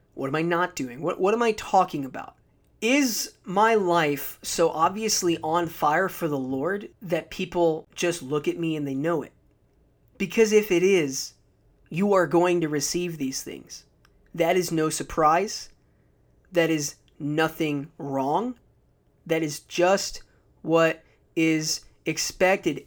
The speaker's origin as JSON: {"language": "English", "country": "United States", "said": "I'm an American"}